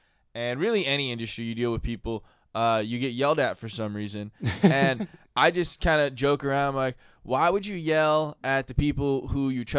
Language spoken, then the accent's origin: English; San Diego, California, United States; I'm part of this community. I grew up here in Ocean Beach.